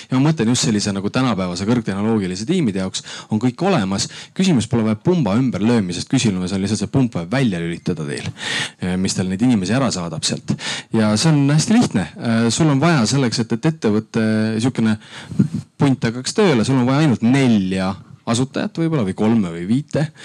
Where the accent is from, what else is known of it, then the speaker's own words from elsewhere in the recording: Tartu, Tartu County, Estonia; also born or lived in Otepää; ma olen Tartust.